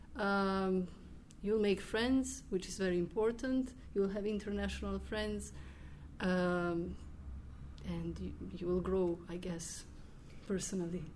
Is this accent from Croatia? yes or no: yes; Croatia; English is a second language; I'm from Croatia